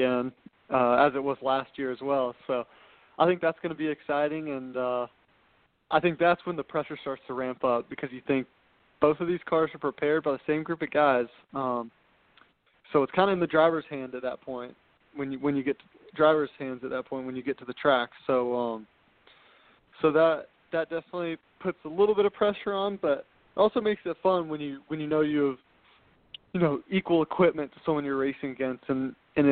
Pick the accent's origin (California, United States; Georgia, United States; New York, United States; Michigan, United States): Georgia, United States; Atlanta; I'm from Atlanta, Georgia. That's where I've grown up